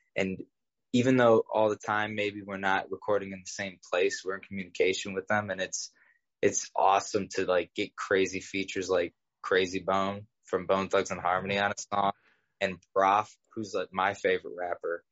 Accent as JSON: {"language": "English", "town": "Cleveland", "region": "Ohio", "country": "United States", "tie": "born or raised there", "said": "I grew up in Old Brooklyn, which is a neighborhood in Cleveland"}